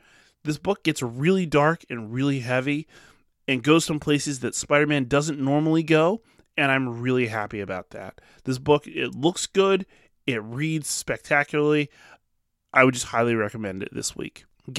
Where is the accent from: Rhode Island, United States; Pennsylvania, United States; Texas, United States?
Pennsylvania, United States; Ambler; my hometown of Ambler, Pennsylvania